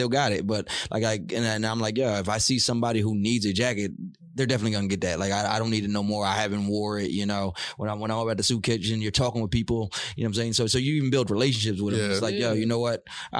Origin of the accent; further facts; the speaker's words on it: Beacon, New York, United States; I'm from Beacon